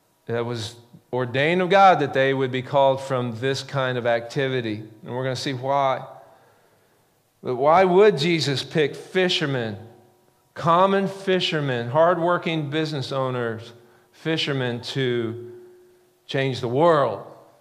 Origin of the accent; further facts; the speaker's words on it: the Ozarks, United States; I grew up in the Ozarks